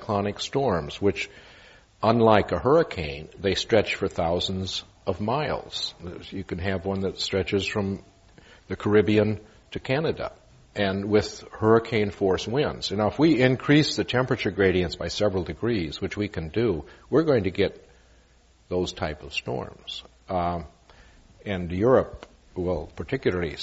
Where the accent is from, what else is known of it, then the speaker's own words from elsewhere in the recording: Western Iowa, United States; moved away as an adult; also born or lived in Pennsylvania / New York; I'm from Western Iowa, where we would get these tornado warnings all the time and have to go to the basement